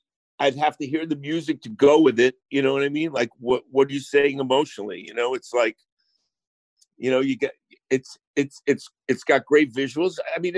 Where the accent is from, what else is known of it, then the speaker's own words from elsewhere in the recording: Rome, Lazio, Italy; And then the …, the … and I grew up in Rome, you know, so I was very inspired, man.